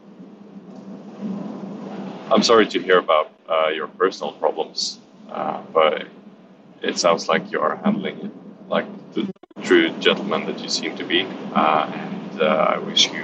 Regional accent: England, United Kingdom; being an Englishman

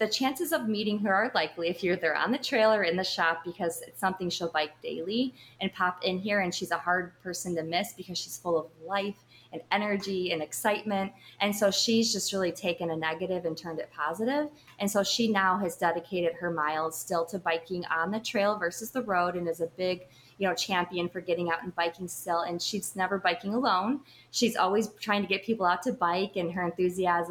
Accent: Richmond, Illinois, United States; moved away as an adult; now in Lake Geneva, Wisconsin, United States; We grew up in the Northern Illinois area.

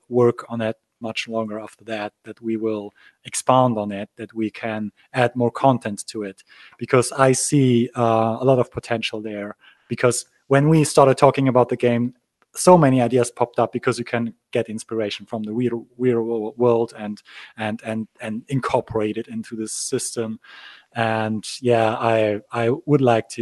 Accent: Gdańsk, Pomeranian Voivodeship, Poland; I'm actually from Poland. I was born in Danzig, which used to be German also

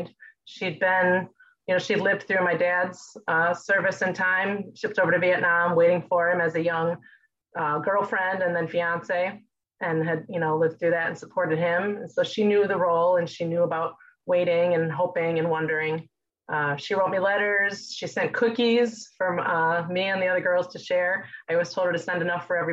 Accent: Milwaukee, Wisconsin, United States; I grew up on the south side of Milwaukee, actually in Bayview

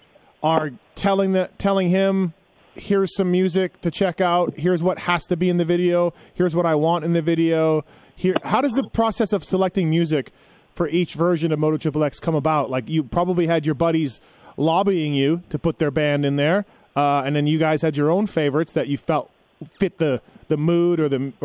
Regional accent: Canada; I'm from Canada

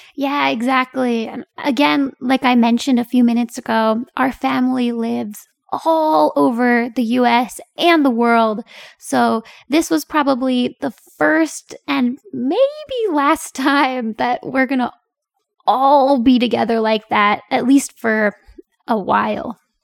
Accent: Pennsylvania, United States; moved away as an adult; also born or lived in Korea; now in South Korea; Pennsylvania, my home state

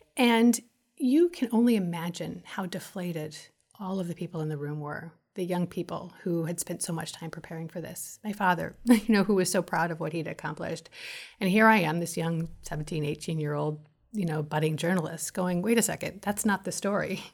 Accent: Los Angeles, California, United States; I grew up in Los Angeles

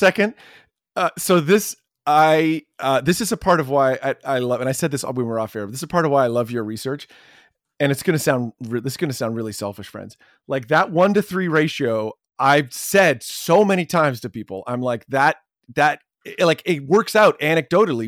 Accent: Canada; As a Canadian

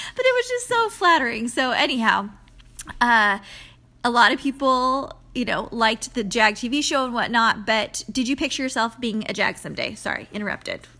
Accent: San Diego, California, United States; moved away; we're from San Diego, both Pete and I. So we were, um, friends in high school

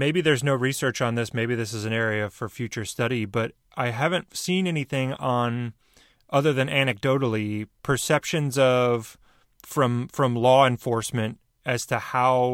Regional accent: Michigan, United States; Michigan, which is my home state

